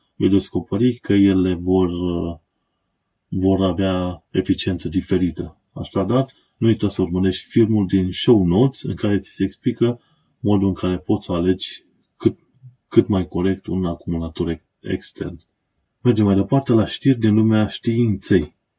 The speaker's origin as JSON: {"language": "Romanian", "country": "Romania", "moved": "as an adult", "lives_now": "London, United Kingdom", "said": "eu sunt un român în Londra, am venit din România, o țară străină, m-am stabilit aici pentru un timp"}